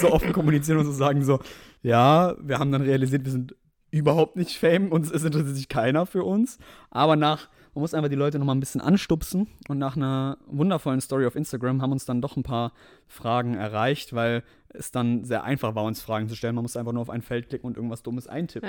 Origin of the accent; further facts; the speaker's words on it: Mannheim area, Baden-Württemberg, Germany; wir kommen beide aus Umkreis Mannheim, beziehungsweise Mannheim so